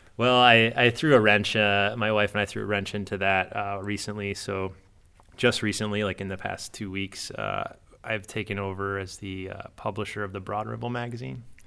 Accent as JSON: {"language": "English", "town": "Downers Grove", "region": "Illinois", "country": "United States", "tie": "born or raised there", "also_born_or_lived": "Chicago, United States", "moved": "as an adult", "lives_now": "Indianapolis, United States", "said": "I grew up in Down-, Downers Grove area"}